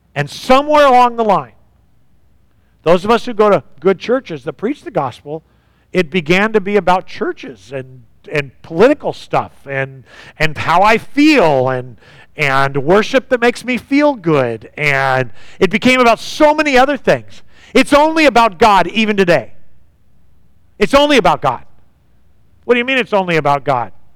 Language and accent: English; United States; growing up in the United States